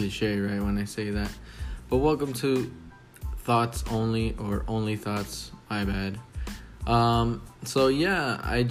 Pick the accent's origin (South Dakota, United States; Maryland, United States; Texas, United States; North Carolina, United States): Texas, United States; It pays good down here. I'm from Texas.